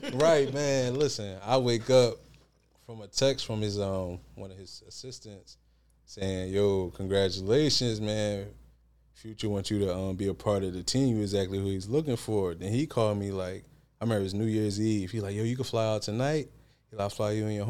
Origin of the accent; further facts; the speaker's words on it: Philadelphia, Pennsylvania, United States; I'm from Philly for real